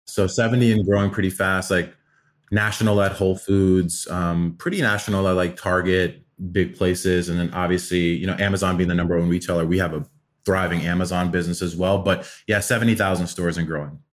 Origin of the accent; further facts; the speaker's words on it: Atlanta, Georgia, United States; also born or lived in Afghanistan; Uh, we were refugees to America when I was five, so I grew up in Atlanta